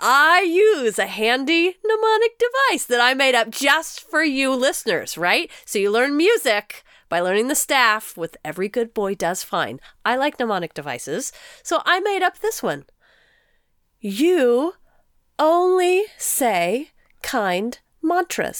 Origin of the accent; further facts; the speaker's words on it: United States; as an American